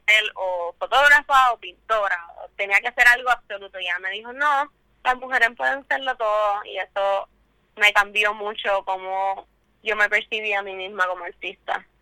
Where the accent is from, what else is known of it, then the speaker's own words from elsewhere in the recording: San Juan, Puerto Rico; soy artista de San Juan